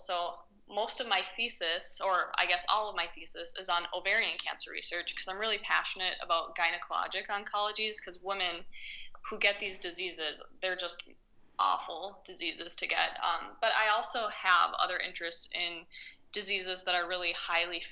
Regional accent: Minnesota, United States; moved away; I come from Minnesota, and we don't have a lot of really, like, big action emergency room cases

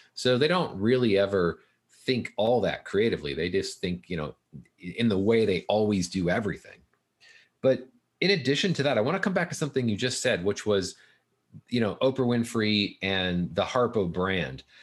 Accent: Fullerton, California, United States; I grew up in Fullerton

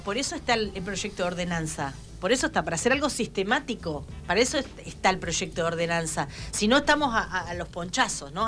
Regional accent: Argentina; como, como argentinos

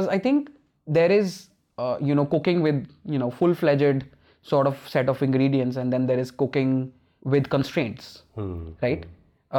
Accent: Punjab, India; And I think that's a good part of growing up in Punjab. I know I started with like, you know, whatever place to grow up in, but I feel like those are good things that, you know, came from growing up in Punjab.

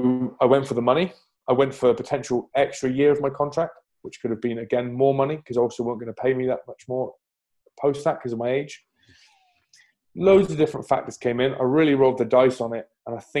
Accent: England, United Kingdom; moved away as an adult; also born or lived in Bristol; now in Vannes, France; I was only Irish qualified, even though I was born in England

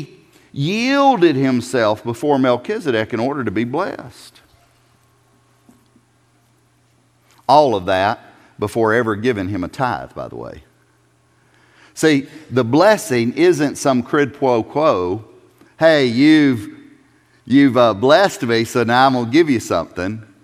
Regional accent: South Carolina, United States; I'm from South Carolina.

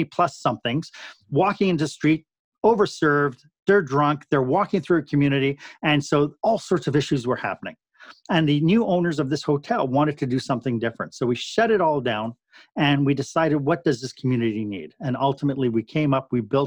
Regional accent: Canada; we're Canadian

